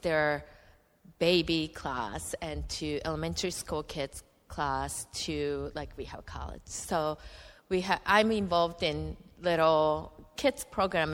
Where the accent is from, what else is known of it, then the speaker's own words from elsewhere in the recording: Japan; English is a second language; moved away as an adult; also born or lived in United States; He designed me as a Japanese, and I grew up in Japan